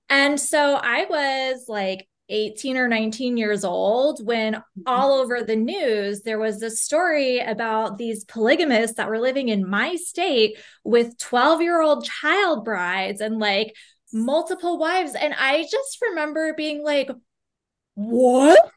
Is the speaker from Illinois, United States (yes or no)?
no; Phoenix, Arizona, United States; Because all right, I grew up in Phoenix, Arizona.